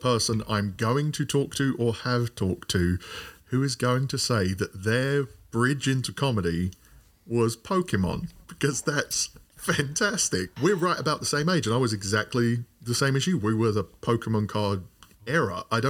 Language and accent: English; London, United Kingdom; Maybe in Royal Leamington Spa. I was from London.